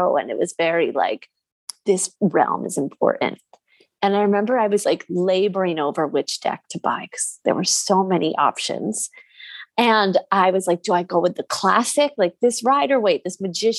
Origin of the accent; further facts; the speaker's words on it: Jersey Shore, New Jersey, United States; I grew up on the Jersey Shore